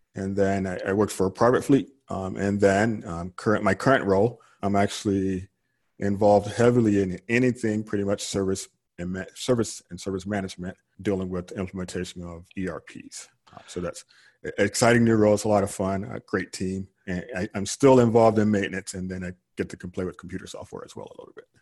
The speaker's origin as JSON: {"language": "English", "region": "Georgia", "country": "United States", "tie": "born or raised there", "also_born_or_lived": "California", "moved": "as an adult", "lives_now": "Houston, United States", "said": "I grew up in Georgia and I retired from California and I ended up in Houston, Texas"}